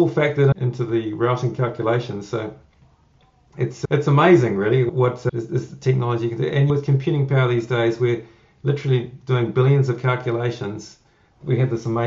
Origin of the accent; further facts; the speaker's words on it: New Zealand; doing this job here in New Zealand, I'm a Kiwi